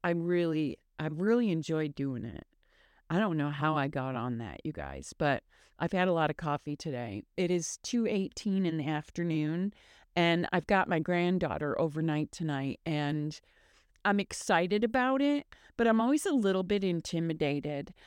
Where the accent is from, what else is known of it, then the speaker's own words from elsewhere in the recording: Michigan, United States; moved away; I grew up in Michigan